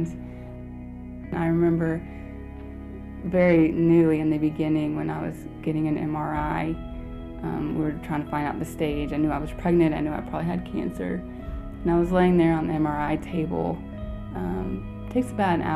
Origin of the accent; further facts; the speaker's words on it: United States; moved away as an adult; also born or lived in New Orleans, Louisiana / Dallas-Fort Worth, Texas; now in Mathias, West Virginia, United States; I've grown up in cities, New Orleans, Louisiana, and Dallas-Fort Worth area in Texas